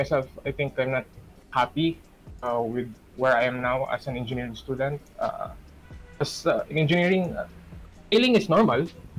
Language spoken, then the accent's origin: English; Oman; So, ayun, I grew up in Oman, same as Rayan. I've been there for 16 years